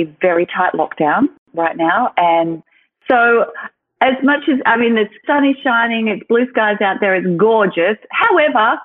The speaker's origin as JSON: {"language": "English", "town": "Sydney", "region": "New South Wales", "country": "Australia", "tie": "born or raised there", "said": "I'm from New South Wales, Sydney, New South Wales. And I grew up here, and this has been my home for my whole life"}